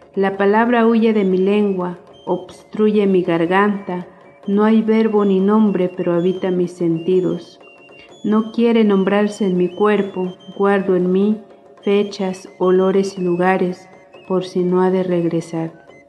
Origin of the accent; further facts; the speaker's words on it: Las Margaritas, Chiapas, Mexico; first language Tojolabal; Spanish is a second language; del Ejido Veracruz, municipio de Las Margaritas, Chiapas.